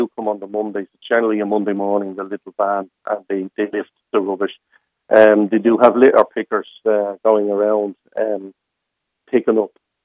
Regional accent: Dublin, Leinster, Ireland; I'm from Ballymun all my life. I did move out and I moved back

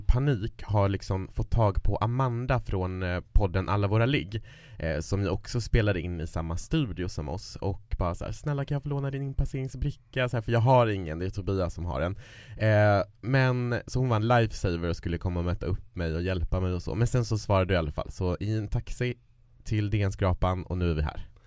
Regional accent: Kiruna, Norrbotten County, Sweden; moved away; där jag kommer ifrån, Kiruna

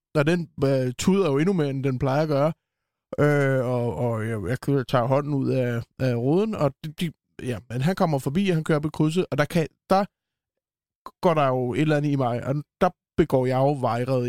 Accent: Copenhagen, Capital Region of Denmark, Denmark; som københavner

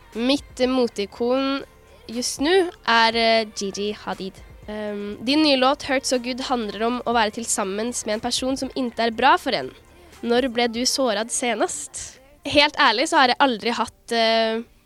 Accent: Norway; Jeg kommer fra Norge

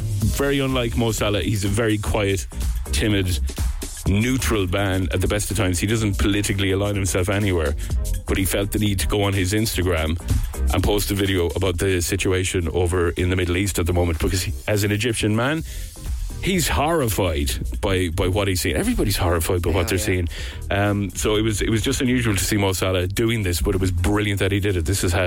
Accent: Castlebar, Connacht, Ireland; my hometown in Castlebar in Mayo

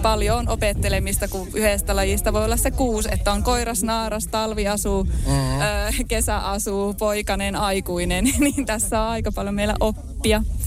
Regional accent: neighbouring village near Tupos, North Ostrobothnia, Finland; tuosta naapurikylältä tästä ehkä kolmen kilometrin päästä Tupoksesta

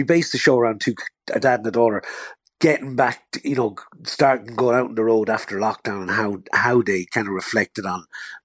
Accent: Tipperary, on the border with Kilkenny, Munster, Ireland; I'm from Tipperary. I'm on the border. I grew up on the border with Kilkenny.

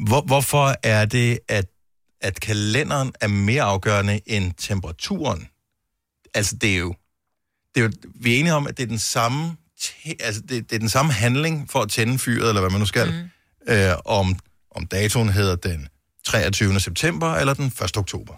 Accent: Denmark; jeg er jo dansker

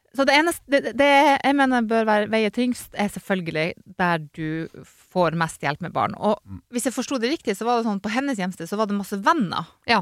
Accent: Northern Norway, Norway; moved away; er fra Nord-Norge

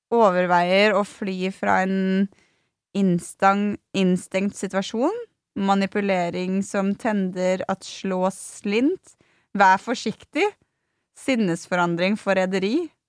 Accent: Sweden; moved away

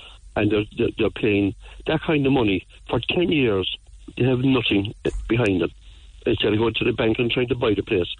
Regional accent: Ballincollig, Munster, Ireland; also born or lived in Blackpool, Cork; I was born in Ballincollig, and but I came into Blackpool in 1957

